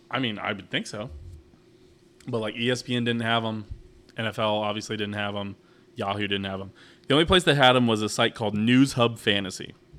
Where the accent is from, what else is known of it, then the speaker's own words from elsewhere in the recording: Kansas City, Missouri, United States; We're from Kansas City.